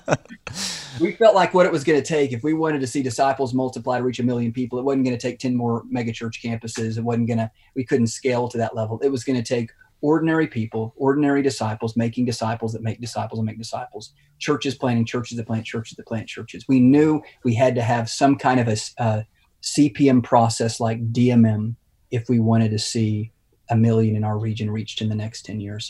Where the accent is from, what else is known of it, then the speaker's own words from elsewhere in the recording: Lubbock, Texas, United States; also born or lived in Fort Worth; leading us back to my hometown of Lubbock in West Texas to start a church